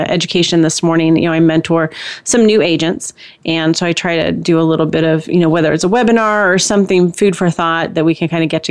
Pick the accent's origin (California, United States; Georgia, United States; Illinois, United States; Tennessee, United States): California, United States; moved away; also born or lived in Texas / Indiana; I'm originally from California